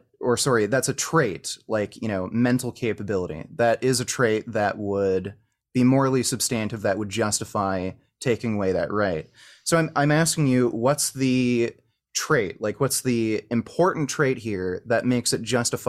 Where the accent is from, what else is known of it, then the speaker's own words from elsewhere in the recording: Canada; I'm from Canada.